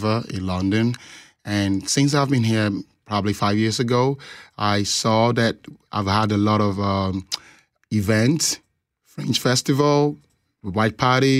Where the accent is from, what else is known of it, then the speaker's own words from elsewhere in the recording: Nigeria; moved away as an adult; now in Winnipeg, Canada; I'm from Nigeria.